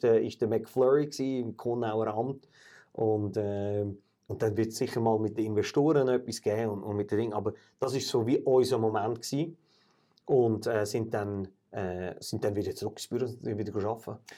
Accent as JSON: {"language": "German", "country": "Switzerland", "said": "wir als Schweizer"}